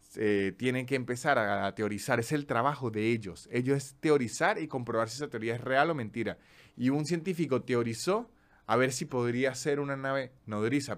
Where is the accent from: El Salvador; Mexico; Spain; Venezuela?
Venezuela; Andes; now in Buenos Aires, Argentina; como venezolano